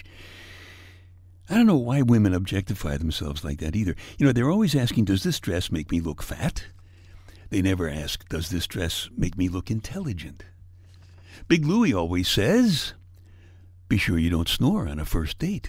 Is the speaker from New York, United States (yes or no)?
yes; New York, United States; I'm from New York